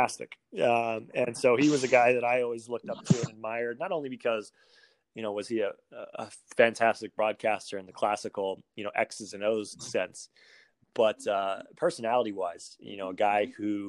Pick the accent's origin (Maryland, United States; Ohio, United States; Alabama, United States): Ohio, United States; Cincinnati; now in California, United States; I grew up in Cincinnati, Ohio, before I moved out to California